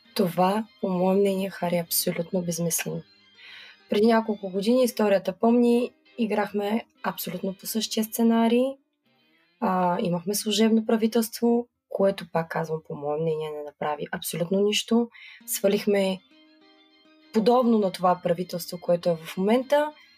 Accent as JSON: {"language": "Bulgarian", "town": "Burgas", "region": "Burgas Province", "country": "Bulgaria", "said": "аз съм от град Бургас"}